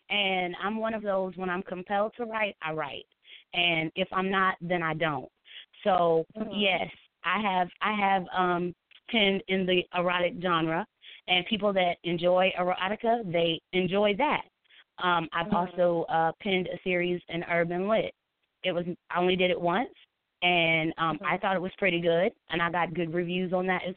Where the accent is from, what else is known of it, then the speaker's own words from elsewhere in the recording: South Carolina, United States; I am a mom to 4. I'm from South Carolina